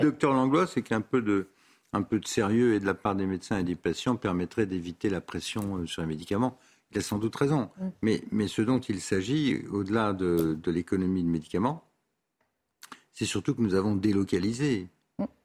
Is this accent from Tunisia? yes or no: yes; Tunisia; moved away; Je suis né en Tunisie, moi